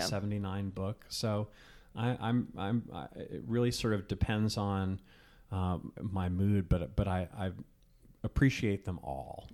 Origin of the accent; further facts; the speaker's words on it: Virginia, United States; moved away; also born or lived in Richmond, Virginia; I grew up in Virginia. I have lots of family from South Carolina